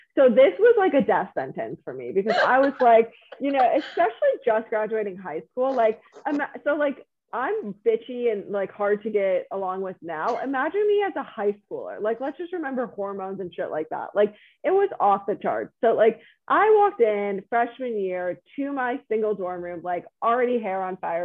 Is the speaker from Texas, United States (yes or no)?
no; Chicago, Illinois, United States; moved away; born and raised in Chicago